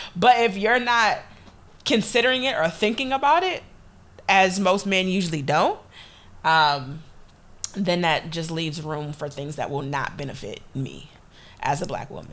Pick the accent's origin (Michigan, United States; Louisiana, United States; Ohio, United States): Michigan, United States; Detroit; I'm from Detroit